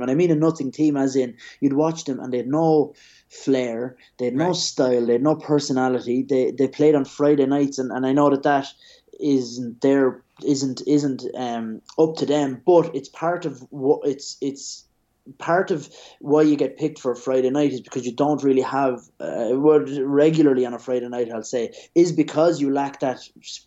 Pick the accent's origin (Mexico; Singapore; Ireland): Ireland; moved away as an adult; now in Madrid, Spain; for us as kids growing up in Ireland, we'd follow the Premier League